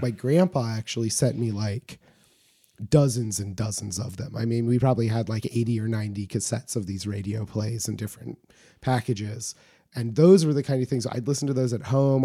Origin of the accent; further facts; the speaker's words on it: Homer, Alaska, United States; I grew up in rural Alaska, as I say frequently on this show, but, um, from Homer, my hometown